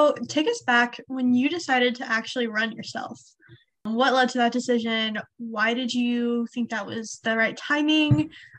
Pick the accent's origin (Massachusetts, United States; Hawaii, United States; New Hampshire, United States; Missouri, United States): Missouri, United States; I'm from Missouri. So obviously in my area, it's very red.